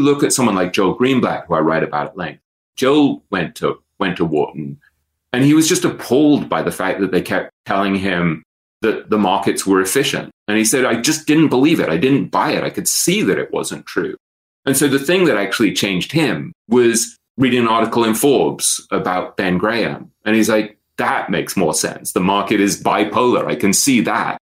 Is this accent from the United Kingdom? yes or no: yes; England, United Kingdom; now in New York, United States; I'm an English writer living in New York. I'm a Jew who went to Eton, the poshest, oldest English school